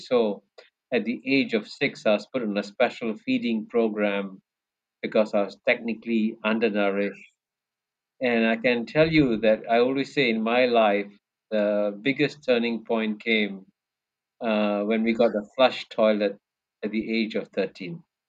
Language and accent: English; Singapore; I was born and brought up in Singapore.